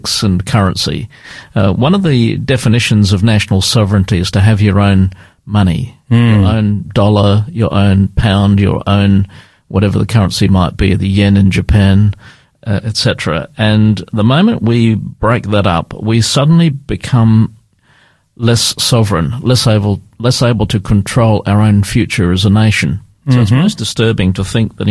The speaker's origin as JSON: {"language": "English", "region": "London", "country": "United Kingdom", "tie": "born or raised there", "moved": "yes", "lives_now": "Australia", "said": "I was born in London, so I have great sympathies with Britain, although I'm a good Australian citizen"}